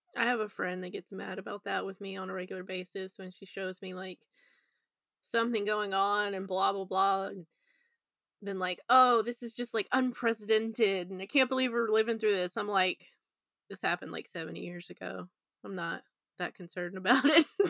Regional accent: United States; I'm the American here

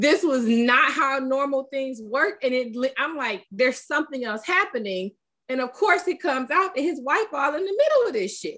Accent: Detroit, Michigan, United States; raised in the city of Detroit

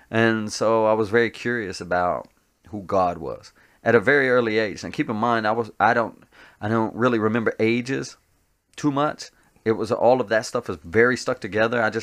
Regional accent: Tennessee, United States; also born or lived in New Jersey / Colorado / Indiana / Alabama; I mean, I was born in Tennessee, but I've moved out since then. Uh, I've lived in uh, I lived in New Jersey. I lived in uh, Colorado. I lived in um, Indiana. I lived in um, uh, Alabama.

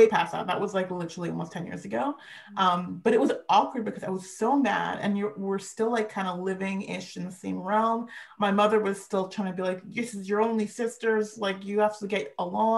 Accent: Vancouver, British Columbia, Canada; I was born here in Vancouver

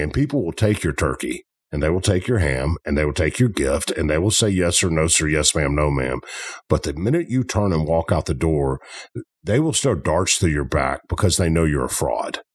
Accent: Memphis, Tennessee, United States; I'm from Memphis.

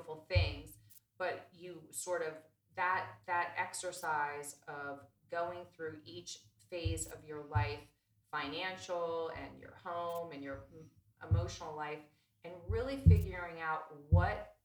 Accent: United States; also born or lived in Berlin; I'm very American

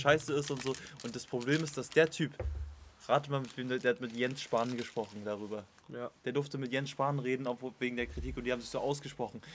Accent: Potsdam, Brandenburg, Germany; wir kommen ja hier aus Potsdam

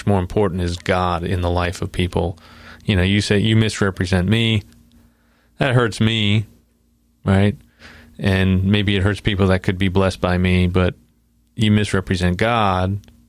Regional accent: New York, United States; because I'm from New York, so I mean, I'm definitely going to hell if this is.

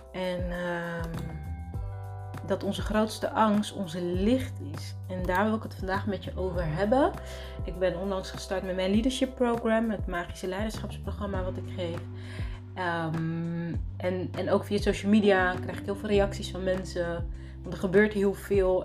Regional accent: Netherlands; moved away as an adult; also born or lived in Rotterdam / Abu Dhabi; ik ben in Nederland geboren

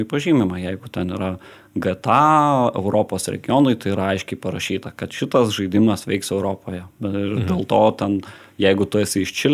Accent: Lithuania; Mes lietuviai

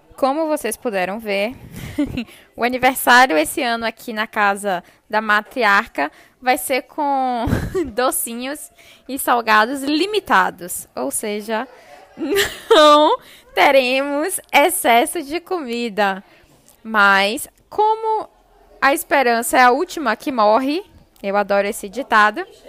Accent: Brazil; nós, brasileiros

